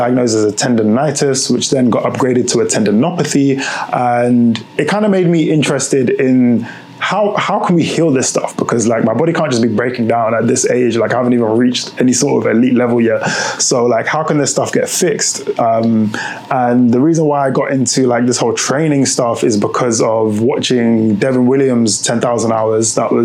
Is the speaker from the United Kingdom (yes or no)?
yes; United Kingdom; also born or lived in Lyon, France; if you can hear from my accent, I'm from the UK.